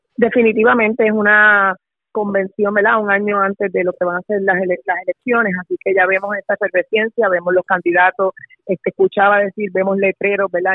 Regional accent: Carolina, Puerto Rico; Yo soy residente de Carolina

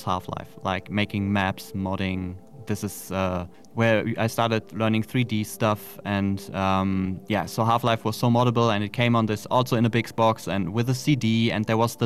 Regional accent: Germany; we're both from Germany

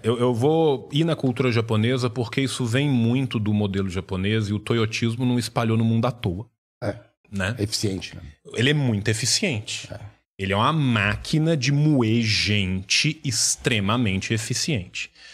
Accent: Brazil; a gente é brasileiro

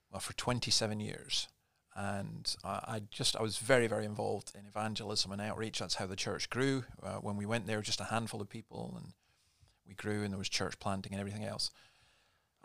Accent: Scotland, United Kingdom; moved away as an adult; also born or lived in Berwick-upon-Tweed / Dundee; now in Sydney, Australia; I was born in Berwick-upon-Tweed, but basically born and bred in Scotland, and went to my education there, ministered there for 33 years

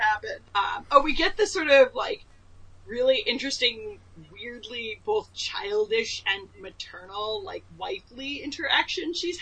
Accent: East Coast, United States; I grew up on the East Coast

